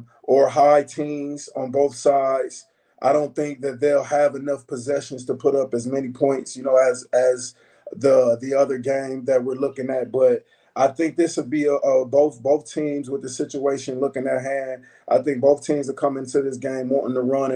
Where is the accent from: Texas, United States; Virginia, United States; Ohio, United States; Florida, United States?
Ohio, United States; Toledo; I'm from Toledo, Ohio, very close to Detroit.